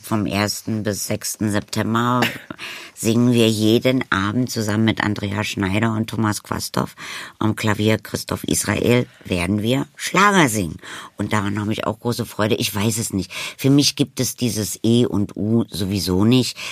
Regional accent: Berlin, Germany; bin ich entstanden und groß geworden am Brecht Ensemble

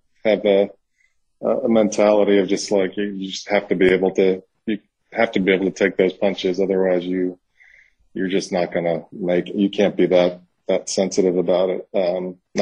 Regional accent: New York, United States; now in Mississippi, United States; I'm from New York. I live in Mississippi

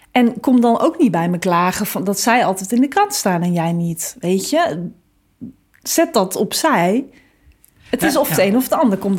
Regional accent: Groningen, Netherlands; maar ik kom uit Groningen, hoor. ik woon in de stad.

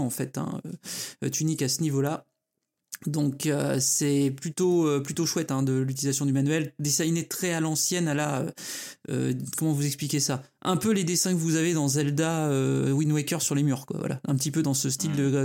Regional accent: France; chez nous en France

